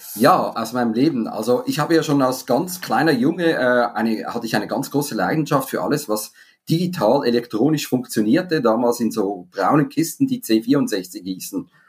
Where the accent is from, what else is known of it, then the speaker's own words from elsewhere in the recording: Zurich, Switzerland; moved away as an adult; also born or lived in Spain; Ich habe viele Jahre im Ausland gelebt, ich komme aus Zürich, bin jetzt seit mittlerweile zehn Jahren auch zurück